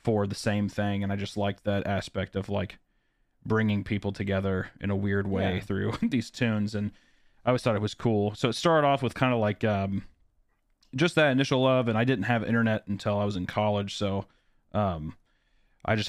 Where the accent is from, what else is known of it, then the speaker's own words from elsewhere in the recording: Kearney, Missouri, United States; I grew up in Kearney, Missouri, which is, like, a very small cattle town in Missouri